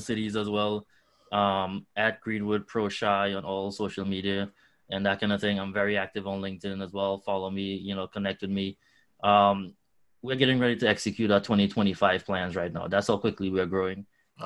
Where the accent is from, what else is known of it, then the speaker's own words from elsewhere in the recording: Trinidad & Tobago; also born or lived in New York / Brooklyn; now in Chicago, United States; I'm I'm originally from Trinidad in the Caribbean